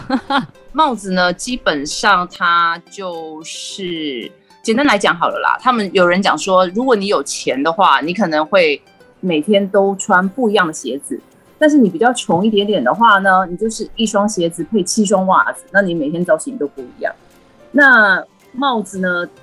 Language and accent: Chinese; Taiwan; 我们台湾人